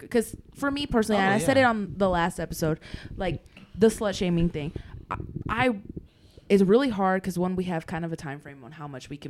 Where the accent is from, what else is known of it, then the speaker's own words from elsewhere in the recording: the South, United States; growing up in the South, I hear people of color like making fun of Asian people and white people and all.